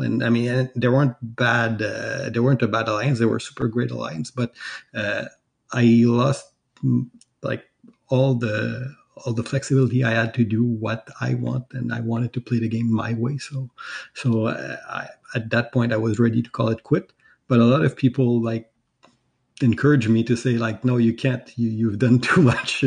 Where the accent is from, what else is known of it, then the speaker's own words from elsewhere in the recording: Quebec, Canada; I'm from Canada